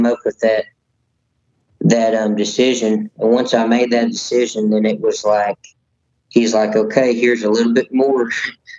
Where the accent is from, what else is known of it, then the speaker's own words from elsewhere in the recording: Texas, United States; I grew up here in Texas